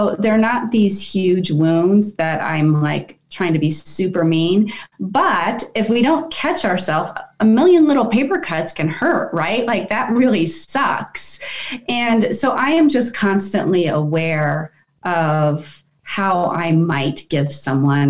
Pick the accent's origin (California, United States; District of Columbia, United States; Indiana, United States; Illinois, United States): District of Columbia, United States; Washington; I grew up in Washington, D.C. in that part of the world.